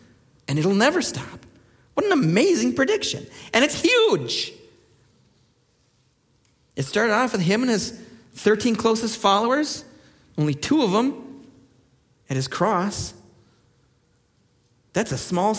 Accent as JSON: {"language": "English", "region": "Minnesota", "country": "United States", "moved": "yes", "said": "In Minnesota, where I come from"}